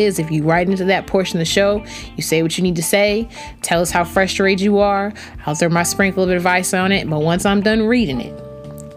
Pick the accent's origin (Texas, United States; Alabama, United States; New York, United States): Alabama, United States; Huntsville; I'm here in my home state, Alabama, in Huntsville